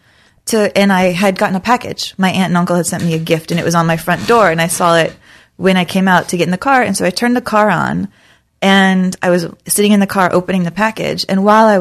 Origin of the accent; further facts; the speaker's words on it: San Antonio, Texas, United States; moved away; also born or lived in Lansing, Michigan / Saginaw, Michigan / Oklahoma; I grew up in San Antonio